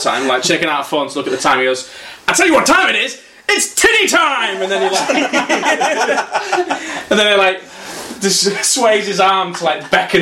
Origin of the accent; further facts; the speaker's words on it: United Kingdom; me being like a British sort of nice guy self